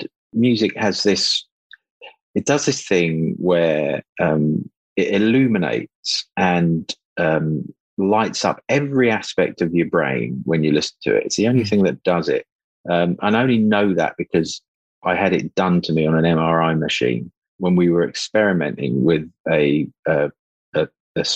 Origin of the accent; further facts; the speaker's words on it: Luton, East of England, United Kingdom; I'm from Luton and my bedroom overlooked the Electrolux car park.